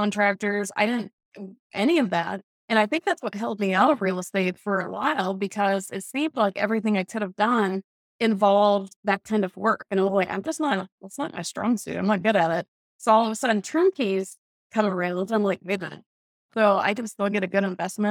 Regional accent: Atlanta, Georgia, United States; moved away; I was from Atlanta

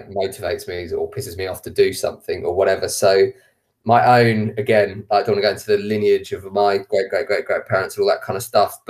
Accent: England, United Kingdom; all of my grandparents are Irish, but I was born in England. So I identify as both. I see myself as English

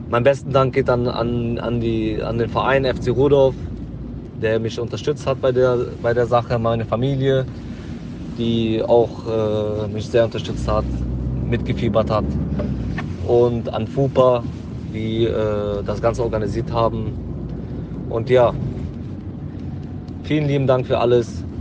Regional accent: Jülich, North Rhine-Westphalia, Germany; Ich komme aus Jülich

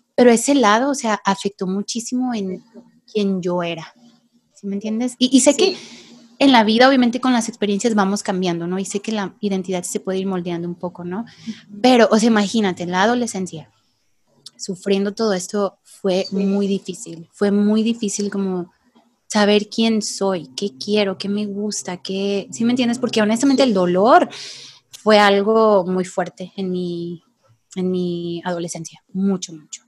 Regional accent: Tepic, Nayarit, Mexico; vivo aquí en Tepic, Nayarit. Yo soy de aquí

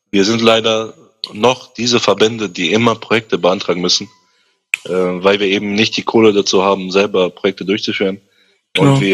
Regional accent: Nordheim, Germany; ich komme aus Nordheim

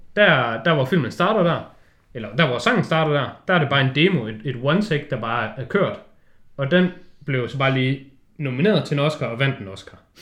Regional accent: Denmark; vi som danskere

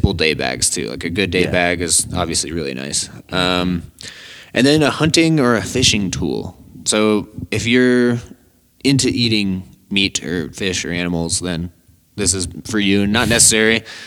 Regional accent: Colorado, United States; I grew up in Colorado

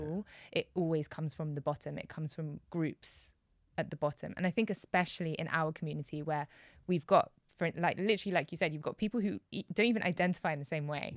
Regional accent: United Kingdom; I'm Black British

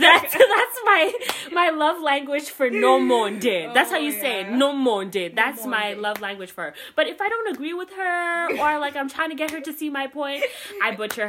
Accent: Canada; As a Canadian.

